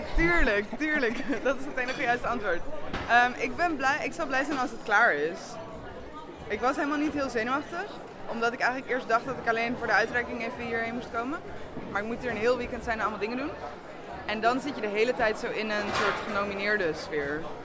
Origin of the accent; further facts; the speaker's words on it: Amsterdam, North Holland, Netherlands; ik kom uit Amsterdam